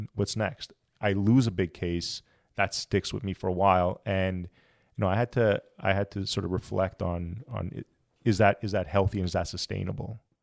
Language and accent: English; Montreal, Quebec, Canada; moved away as an adult; I'm originally from Montreal